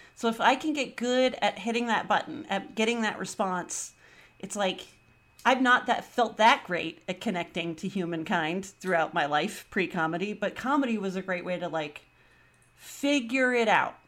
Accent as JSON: {"language": "English", "area": "the Bay Area", "region": "California", "country": "United States", "said": "I'm from the Bay"}